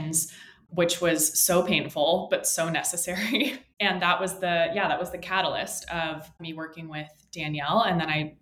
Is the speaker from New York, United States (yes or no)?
no; San Francisco, California, United States; moved away as an adult; now in San Diego, United States; I was born and raised in San Francisco, California, moved down to San Diego for college